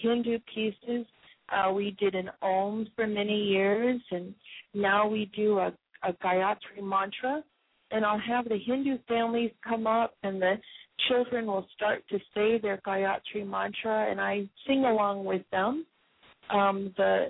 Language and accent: English; Hawaii, United States; moved away as an adult; now in Seattle, United States; I'm from Hawaii